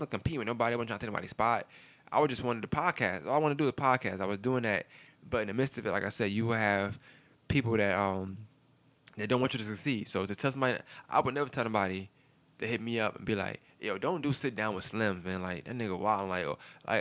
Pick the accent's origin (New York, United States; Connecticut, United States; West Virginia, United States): New York, United States; New York City; now in Augusta, United States; I'm from Brooklyn